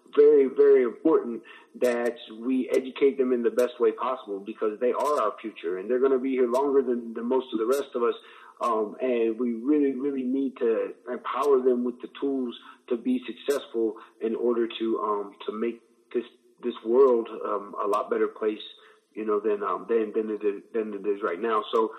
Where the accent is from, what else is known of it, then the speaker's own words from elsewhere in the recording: Midwest, United States; I wanna phrase this correctly, but like growing up in the Midwest, a lot of times when we learn about history and when we study U.S. history, the main focus of that is on like Plymouth Rock and the East Coast and the 13 original colonies.